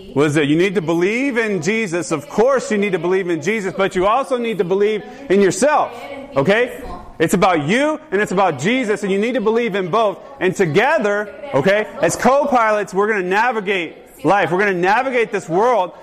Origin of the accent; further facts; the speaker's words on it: the South, United States; growing up in the South